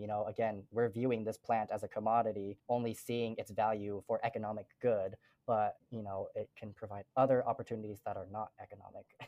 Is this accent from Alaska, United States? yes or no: no; Utah, United States; I never felt like I belonged here in Utah. I never felt like I belonged back home in Laos because they saw me again as like Asian diaspora. They, they saw me as an American because I, I was born here